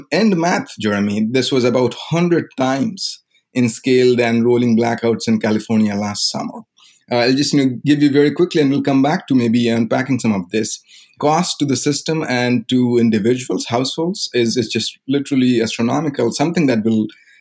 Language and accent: English; India; moved away as an adult; I grew up in India. I was there until the age of 22.